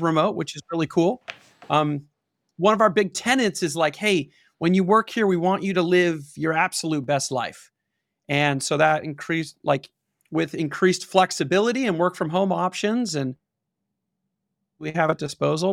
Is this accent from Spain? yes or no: no; Pasadena, California, United States; I grew up in Pasadena, which is outside of Los Angeles